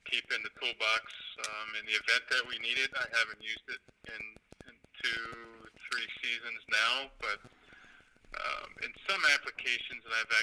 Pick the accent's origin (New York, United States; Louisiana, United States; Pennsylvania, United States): Pennsylvania, United States; also born or lived in Mississippi / South Texas; I grew up in Pennsylvania, which is where my home is now.